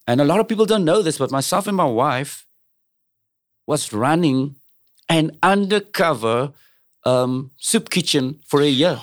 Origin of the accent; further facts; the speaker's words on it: Cape Town, Western Cape, South Africa; I'm from South Africa